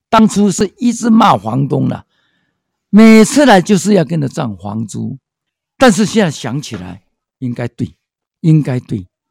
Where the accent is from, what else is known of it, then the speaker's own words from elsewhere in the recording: Taiwan; also born or lived in Hualien; now in Taipei, Taiwan; 生在台湾真的没有别管的权利，这里是我的家，我生在这块土地